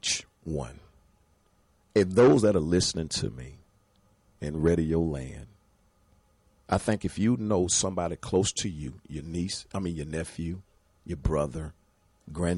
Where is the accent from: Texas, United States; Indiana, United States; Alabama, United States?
Alabama, United States; Mobile; moved away as an adult; now in Georgia, United States; I'm building my face here in the Georgia area now. We're from Mobile